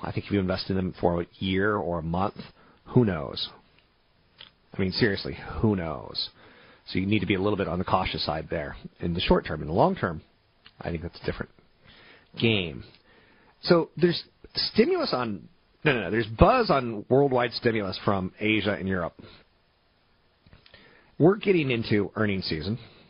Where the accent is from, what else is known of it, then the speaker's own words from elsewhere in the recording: East Coast, United States; also born or lived in overseas; I grew up on the East Coast in various locations and overseas.